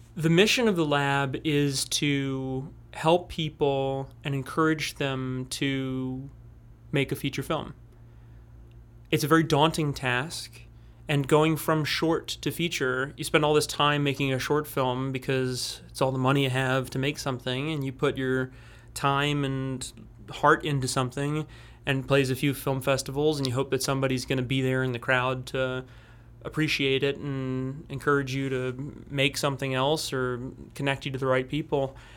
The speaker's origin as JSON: {"language": "English", "town": "New Orleans", "region": "Louisiana", "country": "United States", "said": "I'm a filmmaker from New Orleans, Louisiana"}